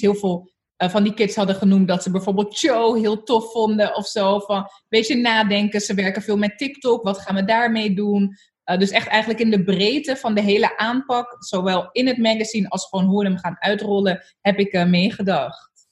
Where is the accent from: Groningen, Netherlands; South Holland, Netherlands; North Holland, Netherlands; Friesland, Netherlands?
South Holland, Netherlands; Zoetermeer; Ik ben opgegroeid in Soetermeer, eh, in een hele witte wijk